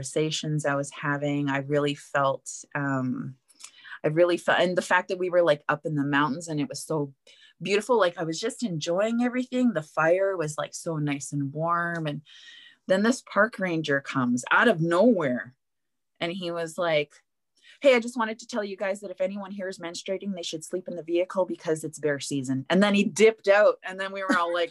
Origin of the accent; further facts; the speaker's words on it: Winnipeg, Manitoba, Canada; moved away; also born or lived in Edmonton; I'm from Winnipeg, camping all of my kid life